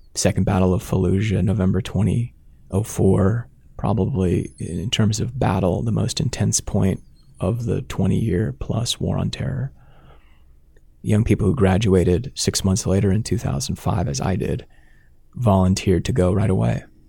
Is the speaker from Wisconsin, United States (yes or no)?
no; Sarpy County, Nebraska, United States; also born or lived in Dodge County, Nebraska / Omaha; I grew up in Sarpy County here in Nebraska